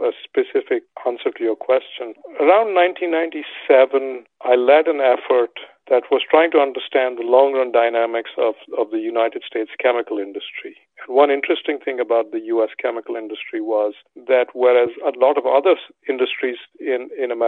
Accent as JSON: {"language": "English", "country": "India", "tie": "born or raised there", "moved": "yes", "said": "Growing up in India"}